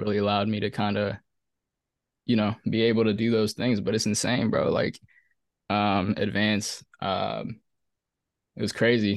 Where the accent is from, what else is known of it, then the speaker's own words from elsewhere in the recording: Silver Spring, Maryland, United States; I'm from Maryland, bro. I'm from Silver Spring, Maryland.